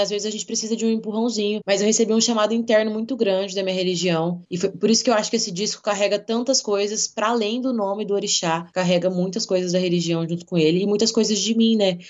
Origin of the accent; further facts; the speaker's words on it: interior of Mato Grosso, Brazil; moved away as an adult; now in Cuiabá, Brazil; eu sou do interior do Mato Grosso